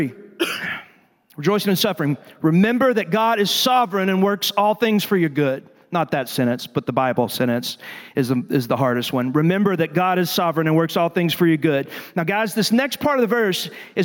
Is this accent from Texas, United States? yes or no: yes; Texas, United States; I'm from Texas, dadgummit, the greatest state in the world